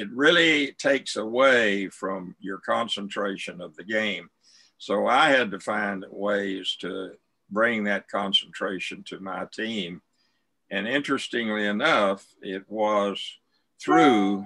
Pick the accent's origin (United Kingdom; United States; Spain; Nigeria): United States; Snyder, Texas; I was raised out in West Texas in a town called Snyder, Texas. It's between Abilene and Lubbock